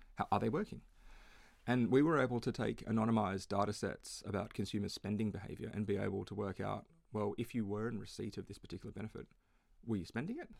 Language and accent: English; Perth, Western Australia, Australia; now in Melbourne, Australia; I grew up in Perth